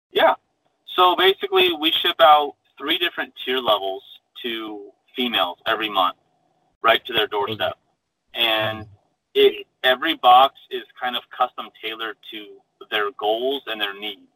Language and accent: English; Phoenix, Arizona, United States; I was born and raised in Phoenix, Arizona.